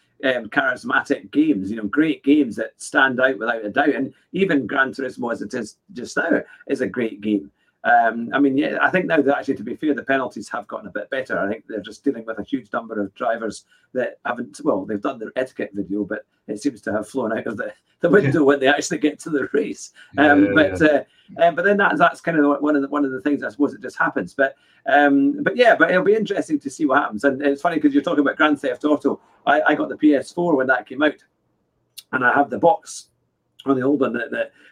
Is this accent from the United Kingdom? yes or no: yes; Scotland, United Kingdom; I'm a Scotsman